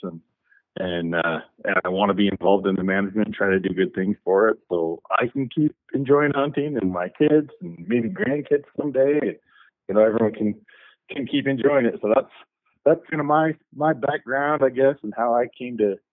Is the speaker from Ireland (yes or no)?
no; St. George, Utah, United States; Was born in northern Utah. I grew up though mostly in southern Utah around St. George area.